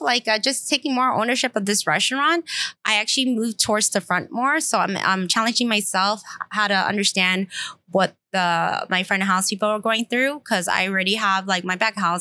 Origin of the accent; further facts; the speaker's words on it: Stockton, California, United States; I was born in Stockton